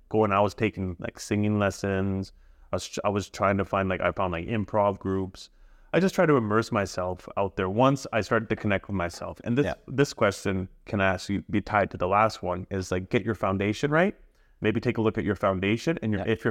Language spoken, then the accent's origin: English; Punjab, India; also born or lived in Abbotsford, Canada / Okotoks, Canada; now in Canada; I'm literally from Okotoks, Abbotsford, and India. Yeah, like I'm from all places, man. Yeah, I'm from Punjab, I'm from Abbotsford, and I'm from Okotoks.